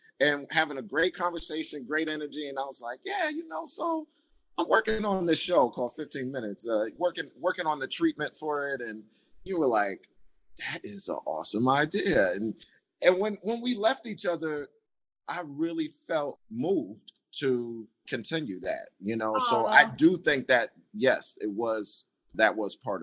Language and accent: English; Rockland, New York, United States; I'm from Rockland